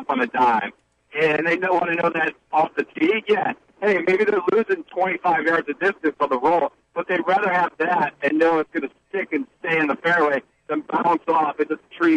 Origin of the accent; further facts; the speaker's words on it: Ohio, United States; moved away; I'm originally from the West, not close, not right near Iowa, but I'm from Ohio.